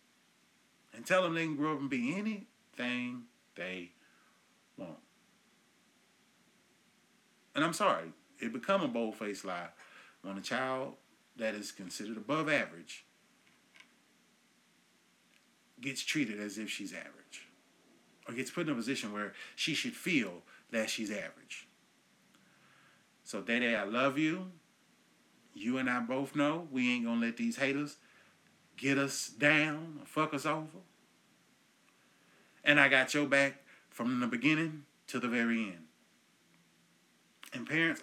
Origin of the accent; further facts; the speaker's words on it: Enid, Oklahoma, United States; my hometown here up in Enid, Oklahoma